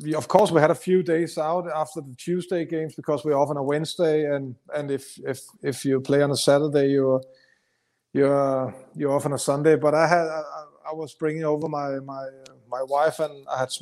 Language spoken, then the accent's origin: English; Denmark; English is a second language; moved away as an adult; also born or lived in London; When you came over from Denmark, you can, as you know, I can speak English, but it's still a strange accent even in London.